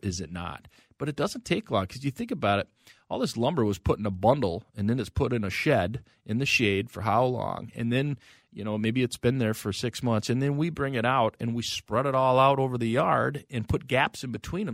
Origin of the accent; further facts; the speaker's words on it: North Branch, Minnesota, United States; I grew up as a kid in North Branch